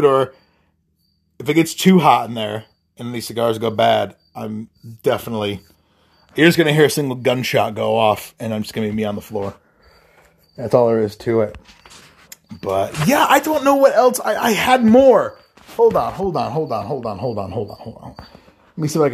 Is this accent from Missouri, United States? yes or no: no; Iowa, United States; that I'm from Iowa